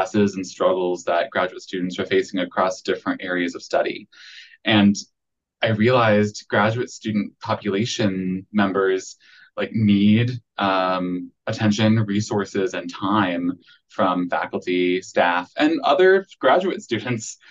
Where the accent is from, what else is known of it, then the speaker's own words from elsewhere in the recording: Akron, Ohio, United States; moved away as an adult; now in Central Arkansas, United States; I'd spent a majority of my life in Akron, Ohio